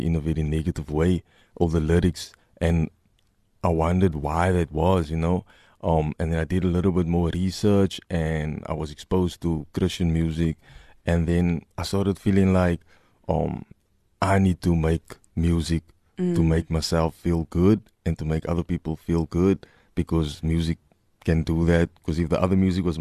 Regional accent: Cape Town, Western Cape, South Africa; I'm from Mitchell's Plain

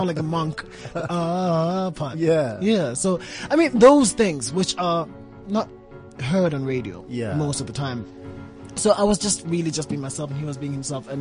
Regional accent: Port Elizabeth, Eastern Cape, South Africa; also born or lived in Tanzania; when I was 7 years old, I moved from Tanzania, and I went to live in Port Elizabeth with my aunt and her husband

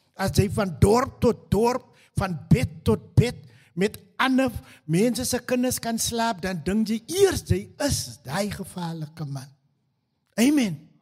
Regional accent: Stellenbosch, Western Cape, South Africa; also born or lived in Newtville (birthplace); so 2 jaar oud besluit my mammie om weer te trou en ons trek trek na die kant van Stellenbosch toe.

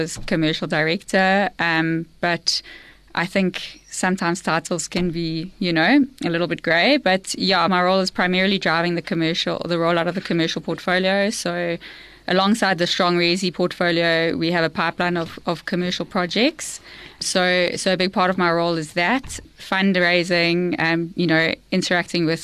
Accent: South Africa; I'm South African. My kids are South African

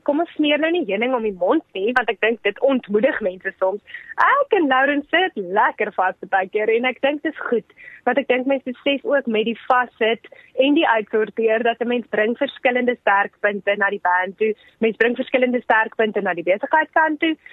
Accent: South Africa; ons is van Suid-Afrika

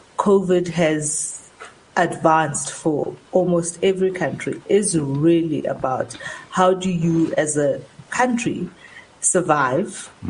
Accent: South Africa

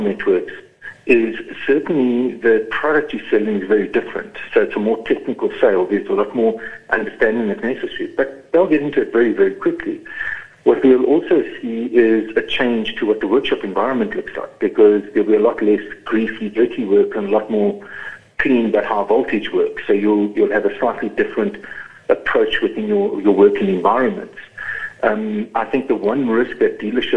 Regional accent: East London, Eastern Cape, South Africa; moved away; I grew up in East London, in the Cambridge area

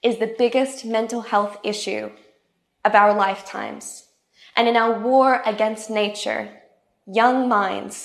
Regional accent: tropical North Queensland, Australia; I grew up in Australia's tropical North Queensland

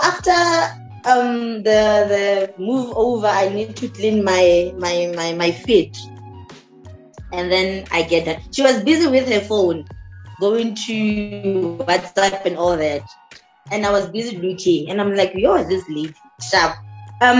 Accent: Limpopo, South Africa; moved away; I'm from Limpopo.

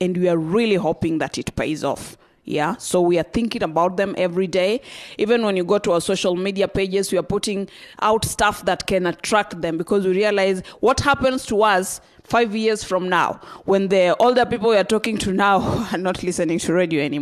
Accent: Western Kenya, Kenya; I come from Western Kenya

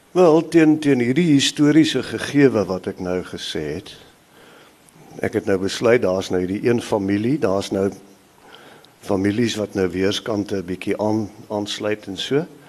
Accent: Highveld, Mpumalanga, South Africa; Ek is op die Hoëveld gebore in Mpumalanga en dit het my gevorm op 'n sekere manier

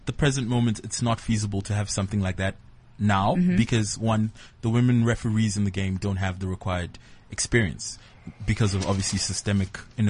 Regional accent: Nigeria; As a Nigerian

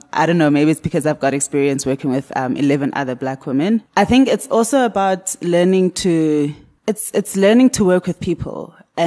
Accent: Cape Town, Western Cape, South Africa; I was born in Cape Town, grew up in Cape Town, studied at Michaelis

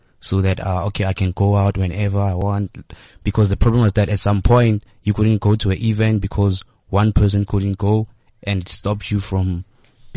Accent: Makhado, Limpopo, South Africa; I'm from Limpopo in a small town called Makado, which is in Venda

